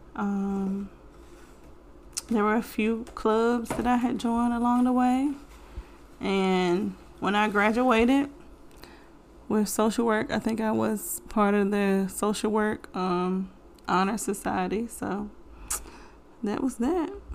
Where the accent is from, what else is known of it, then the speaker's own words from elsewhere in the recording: Bassett, Virginia, United States; That's where I'm from, Bassett.